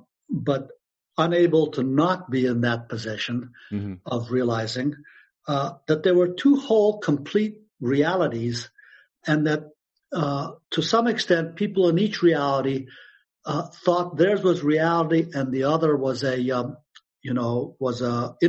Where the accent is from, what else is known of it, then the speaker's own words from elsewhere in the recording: Afghanistan; born there; you know, I was born in Afghanistan. My mother was the first American woman to marry an Afghan and go live there.